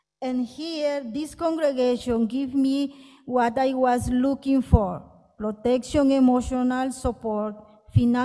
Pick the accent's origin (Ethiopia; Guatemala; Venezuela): Guatemala; Guatemala City, Guatemala Department; moved away as an adult; now in United States; I am from Guatemala City